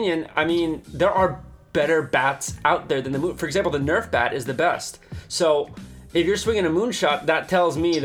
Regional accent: New Jersey, United States; I'm from New Jersey

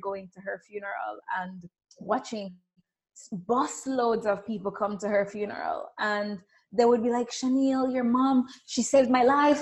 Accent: Jamaica; accent: Caribbean; I grew up in Jamaica. You may hear a little spicy Caribbean accent going on here

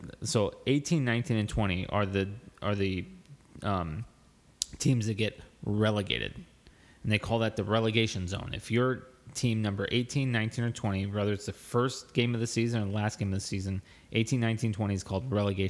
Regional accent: United States; as an American fan, I wasn't tactical. I didn't understand the tactics.

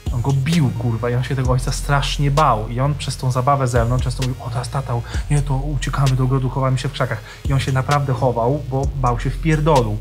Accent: Warsaw, Masovian Voivodeship, Poland; wychowałem się na warszawskich Jelonkach, na Bemowie

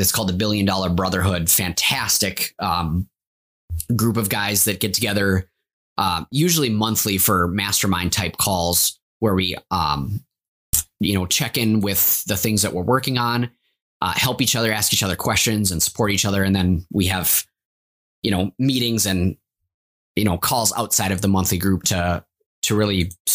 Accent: Champlin, Minnesota, United States; also born or lived in Maple Grove, Minnesota; I was actually born and raised in Champlin, Minnesota

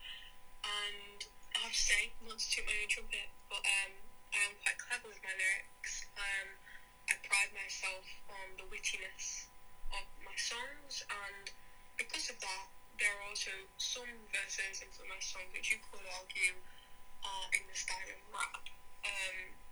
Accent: Derbyshire, East Midlands, United Kingdom; I am a musician from Derbyshire.

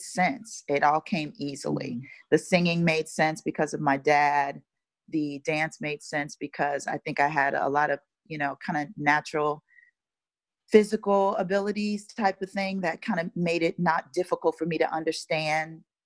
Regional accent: Chicago, Illinois, United States; now in Los Angeles, United States; I'm from Chicago, Chicago, Illinois, born and raised, west side of Chicago to be specific

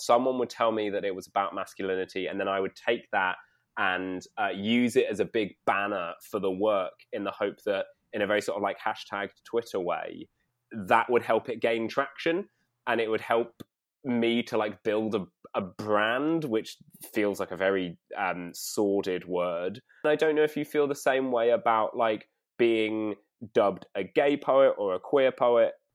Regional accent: London, United Kingdom; I grew up in North London

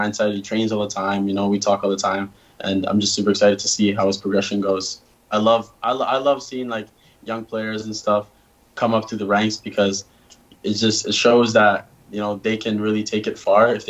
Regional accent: Canada; now in United States; And, you know, being a Canadian here, it's not that big of a difference.

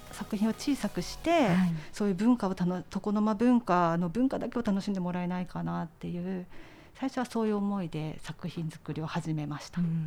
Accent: Kanazawa, Ishikawa, Japan; 私石川県の金沢出身なんですけど

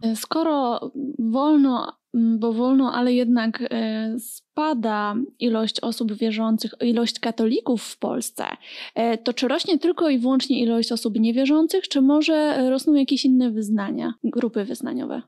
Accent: Silesian Voivodeship, Poland; sama sam pochodzę z województwa śląskiego i miałam e, taką opcję jakoś bycia ministrantką

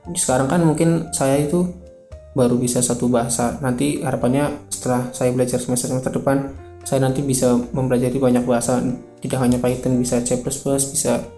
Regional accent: Indonesia; saya lahir di Indonesia

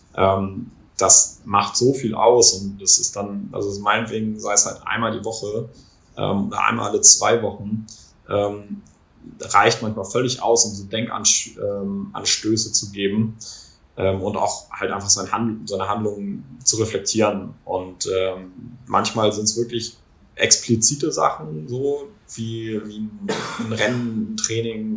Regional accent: Kiel, Schleswig-Holstein, Germany; bei uns in Kiel

